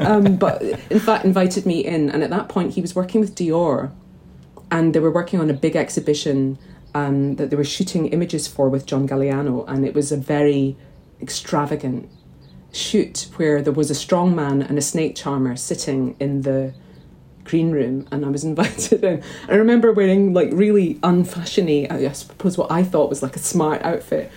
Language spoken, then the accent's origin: English; St Andrews, Scotland, United Kingdom; also born or lived in Glasgow; I grew up in St Andrews from the age of three, but prior to that, I was in Kelvin Dale in Glasgow.